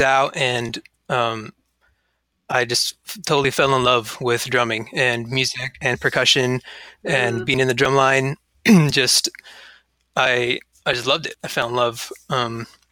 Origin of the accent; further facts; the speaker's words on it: Yucca Valley, California, United States; now in Arcata, United States; I grew up in Southern California in a little town called Yucca Valley, which neighbors Joshua Tree